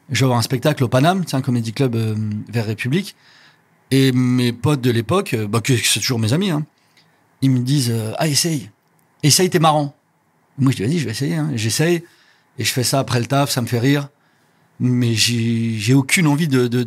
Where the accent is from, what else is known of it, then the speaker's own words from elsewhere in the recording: Rabat-Salé-Kénitra, Morocco; Ouais, vers Rabat, mais à un petit, une petite ville à une trentaine de kilomètres de Rabat.